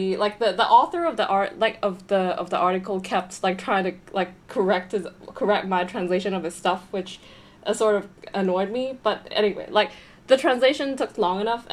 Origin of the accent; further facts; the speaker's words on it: Hong Kong; moved away as an adult; also born or lived in United States; I'm from Hong Kong, and I just graduated from college in the U.S.